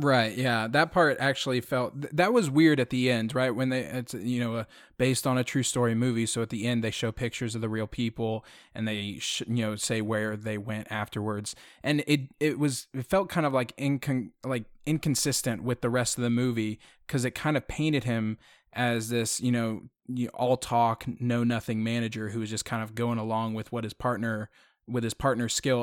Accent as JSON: {"language": "English", "town": "Houston", "region": "Texas", "country": "United States", "moved": "yes", "said": "I'm originally from Houston"}